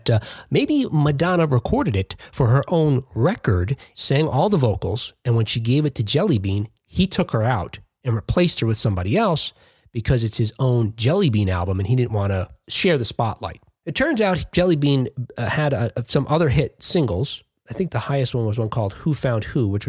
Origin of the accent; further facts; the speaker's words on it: East Coast, United States; moved away; where I grew up on the East Coast